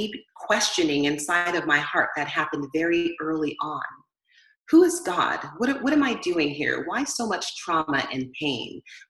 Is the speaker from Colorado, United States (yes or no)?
no; Southern California, United States; I grew up in Southern California here in the United States.